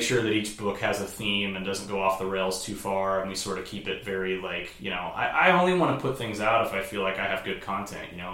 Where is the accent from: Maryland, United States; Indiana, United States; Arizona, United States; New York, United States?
Indiana, United States; Indianapolis; moved away; I had lived in Indianapolis my whole life